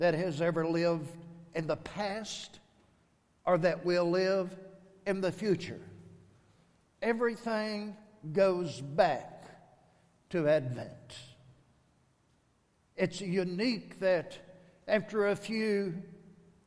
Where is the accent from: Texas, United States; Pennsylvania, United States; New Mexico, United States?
Texas, United States; as a Texan, you're either a Longhorn or you're an Aggie